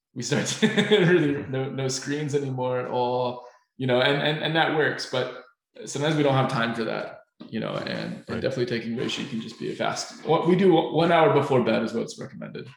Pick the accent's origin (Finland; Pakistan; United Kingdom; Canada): Finland; we're from Finland